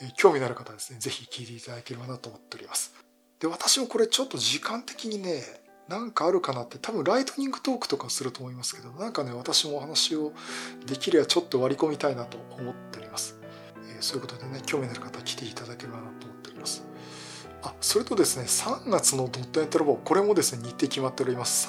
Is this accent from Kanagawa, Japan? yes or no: yes; Yokohama, Kanagawa, Japan; 地元横浜